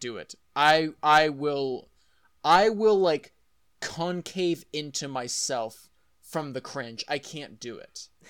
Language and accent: English; Texas, United States; I'm from Texas